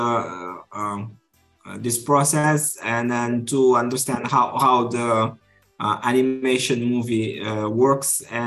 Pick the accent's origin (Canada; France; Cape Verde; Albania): Cape Verde; Mindelo; English is a second language; I'm a producer. I'm from Cape Verde